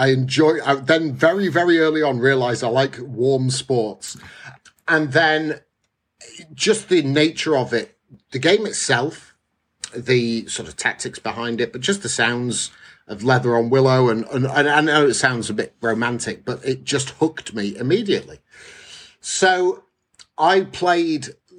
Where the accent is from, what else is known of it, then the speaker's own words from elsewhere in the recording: Bolton, North West England, United Kingdom; I was brought up in Lancashire, Bolton in particular